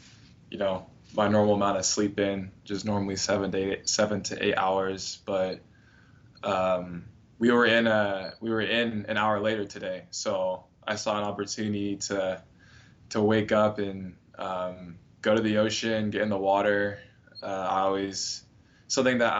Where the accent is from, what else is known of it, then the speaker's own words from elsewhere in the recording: Northern California, United States; moved away as an adult; now in Miami, United States; growing up in Northern California, most of the beach days were a little bit chilly.